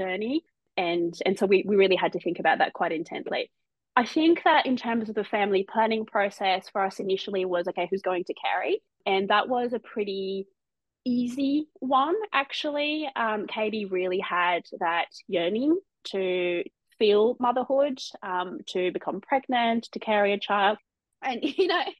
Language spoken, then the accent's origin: English; Marseille, Provence-Alpes-Côte d'Azur, France; moved away as an adult; now in Australia; So I'm originally from France. I was born and raised in Marseille on the south coast.